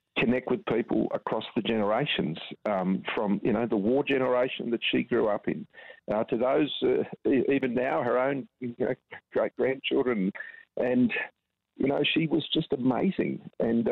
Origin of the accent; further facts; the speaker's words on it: Australia; as an Australian